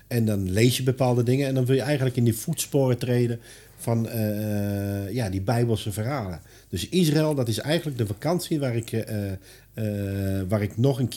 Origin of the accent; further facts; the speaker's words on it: Netherlands; En wij als Nederlander, ja, we denken, we hebben ervoor betaald.